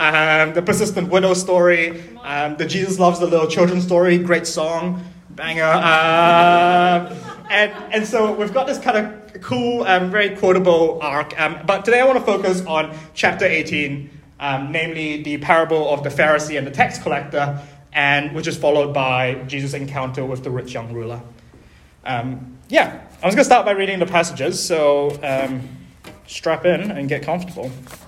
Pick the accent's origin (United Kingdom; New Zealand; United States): New Zealand; Auckland; also born or lived in Malaysia; I was born in Auckland. Then my family moved back to Malaysia when I was 3, and then we moved back here when I was 13, and I cried every day for my first year of being here in high school.